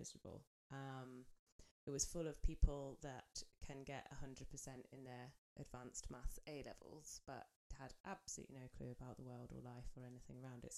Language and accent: English; Swindon, South West England, United Kingdom; also born or lived in Cotswolds; now in Cumbria, United Kingdom; I was born in the Cotswolds, well, Swindon actually, technically not the Cotswolds, but we don't talk about that. I lived in the Cotswolds. And my childhood was okay